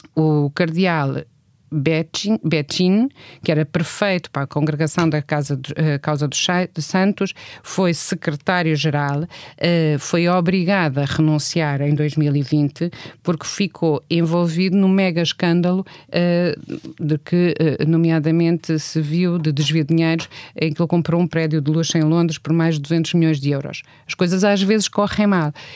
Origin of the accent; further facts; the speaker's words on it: Portugal; somos portugueses e somos europeus